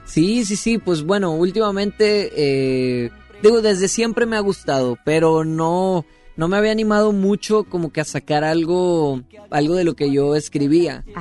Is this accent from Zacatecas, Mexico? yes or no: no; Guasave, Sinaloa, Mexico; soy de Guasave, Sinaloa.